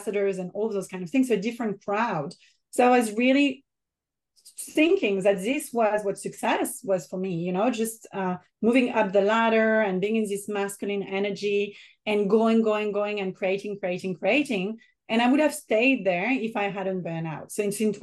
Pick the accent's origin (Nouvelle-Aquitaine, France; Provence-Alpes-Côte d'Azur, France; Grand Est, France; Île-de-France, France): Provence-Alpes-Côte d'Azur, France; French Riviera; accent: French; English is a second language; moved away as an adult; also born or lived in Paris, France; now in Australia; my French accent. So I'm born in France, in the south of France, in the French Riviera, in a very small village and a beautiful place to be and to grow up